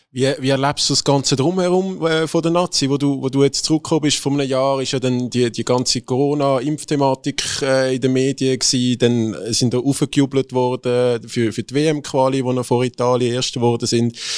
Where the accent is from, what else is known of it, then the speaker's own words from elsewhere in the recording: Zurich, Switzerland; wenn man wie ich aus Zürich kommt